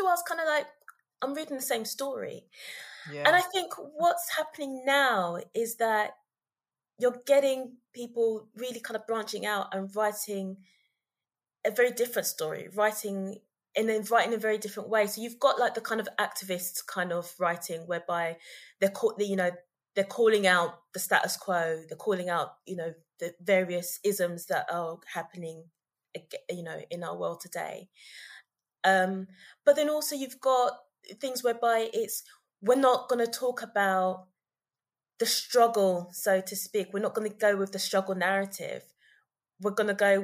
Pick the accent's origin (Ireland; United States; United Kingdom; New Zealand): United Kingdom; London